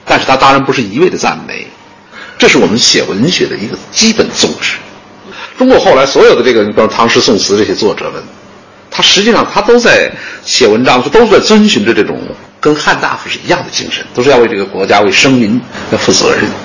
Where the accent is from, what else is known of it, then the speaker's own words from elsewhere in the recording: China; 我们中国人